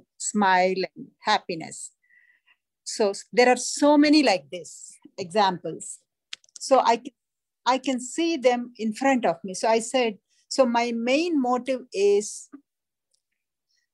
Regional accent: India; moved away; Growing up in India, in a large family

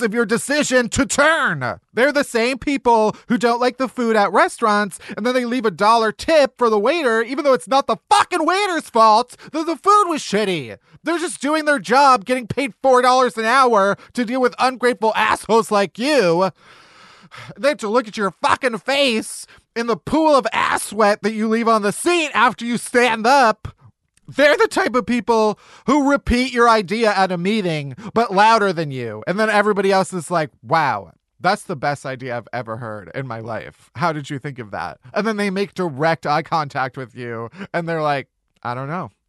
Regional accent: Midwest, United States; growing up in the Midwest

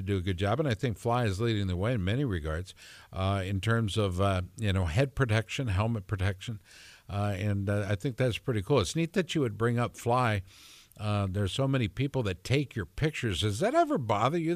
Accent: Minneapolis, Minnesota, United States; now in Central Iowa, United States; I'm from Minneapolis

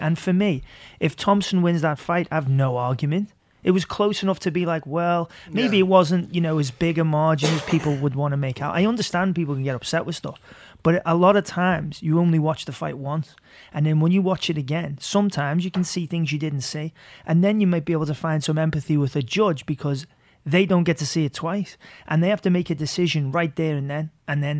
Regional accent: Liverpool, North West England, United Kingdom; And so I'm really happy for Till because I'm from Liverpool.

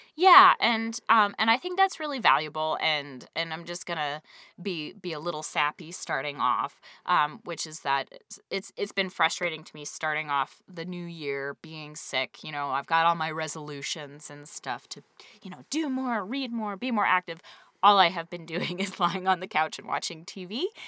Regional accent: New England, United States; growing up in New England

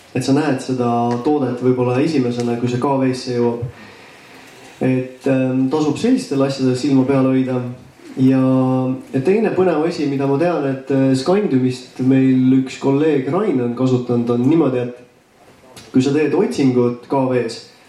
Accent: Tartu, Tartu County, Estonia; ma olen ise Tartust pärit

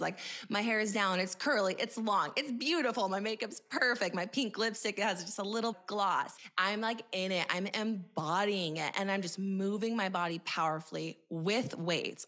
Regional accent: Montana, United States; moved away; also born or lived in Boise, Idaho / California; I grew up in Montana, and I say that because I grew up in a very small town

